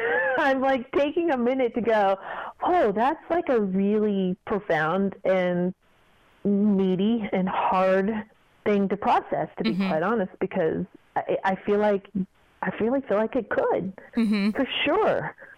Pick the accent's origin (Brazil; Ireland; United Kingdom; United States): United States; Kentucky; also born or lived in Fort Lauderdale; I didn't mind being, you know, from Kentucky and all of that, but I just did not want to be, people put things on you without actually knowing you.